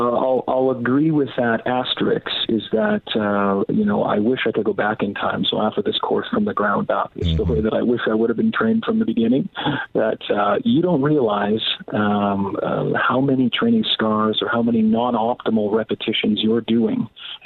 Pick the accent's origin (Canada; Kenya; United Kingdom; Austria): Canada; Being a Canadian police officer, I'm out of holidays this year